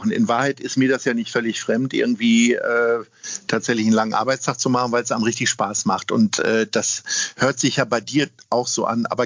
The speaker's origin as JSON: {"language": "German", "region": "Lower Saxony", "country": "Germany", "lives_now": "Hamburg, Germany", "said": "Ich komme ja nur aus Niedersachsen und komme nicht so weit rum, äh, bin ja hier in Hamburg leben geblieben."}